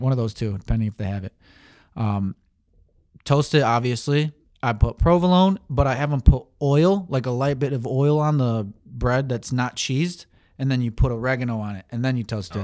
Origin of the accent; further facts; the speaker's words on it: Saginaw, Michigan, United States; I was born in Michigan, Saginaw